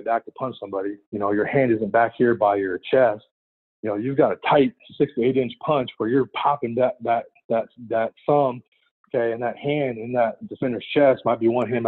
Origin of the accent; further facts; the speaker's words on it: California, United States; also born or lived in San Francisco / Oregon; driving home from Oregon to California to see my family on breaks